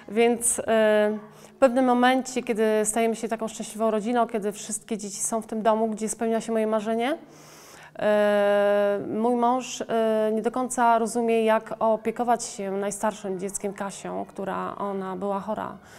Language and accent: Polish; Poland; Urodziłam się w Polsce